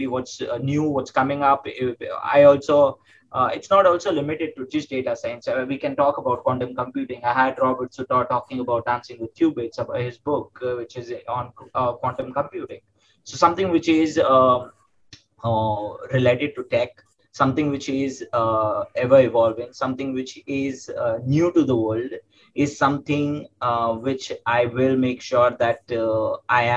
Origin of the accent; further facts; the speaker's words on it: Mumbai, Maharashtra, India; also born or lived in Pune, India; I came back to my hometown, which is Mumbai in India